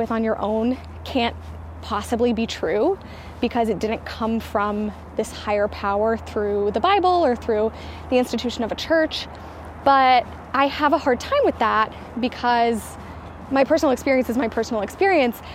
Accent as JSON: {"language": "English", "region": "the South", "country": "United States", "said": "I am from the South"}